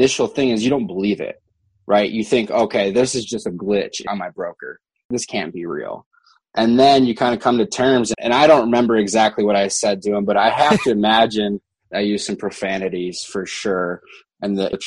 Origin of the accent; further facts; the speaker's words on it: Michigan, United States; moved away as an adult; now in Denver, United States; I grew up in Michigan and I was in the process of moving out to Denver